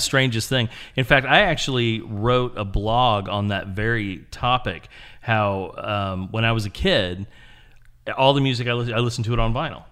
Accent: Springfield, Illinois, United States; moved away; also born or lived in Houston; originally I'm from Illinois.

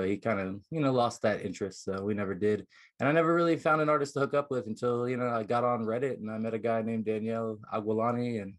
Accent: New Jersey, United States; now in Las Vegas, United States; I've been out here most of my life, but originally I'm from New Jersey.

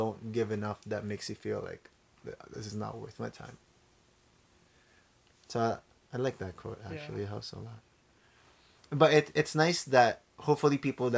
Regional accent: Philippines; now in Canada; growing up in the Philippines

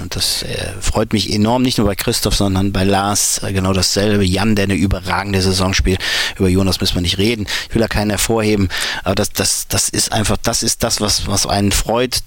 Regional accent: Mönchengladbach, North Rhine-Westphalia, Germany; Ich bin eben auf dem Dorf in Mönchengladbach groß geworden

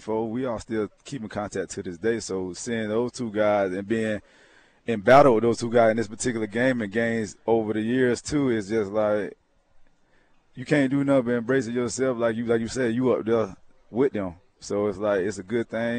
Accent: Georgia, United States; growing up in Georgia

